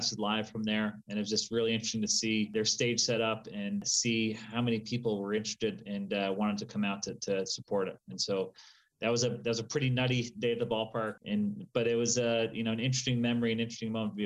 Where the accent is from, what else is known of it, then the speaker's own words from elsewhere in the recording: Vermont, United States; moved away; also born or lived in St. Louis; Growing up in Vermont